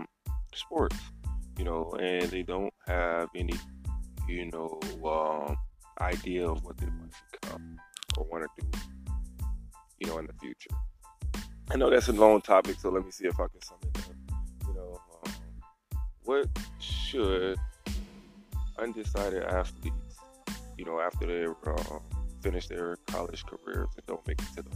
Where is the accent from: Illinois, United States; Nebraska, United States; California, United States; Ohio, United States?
Ohio, United States; Youngstown; also born or lived in Finland; I'm from Youngstown, Ohio